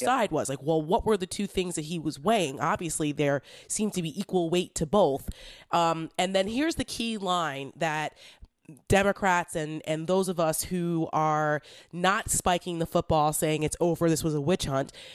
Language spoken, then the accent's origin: English; New Jersey, United States; I'm from North Jersey